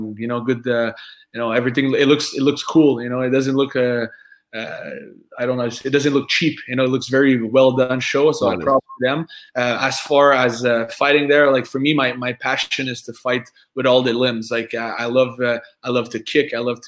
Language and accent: English; France; accent: French; English is a second language; I'm French, right? I have an accent.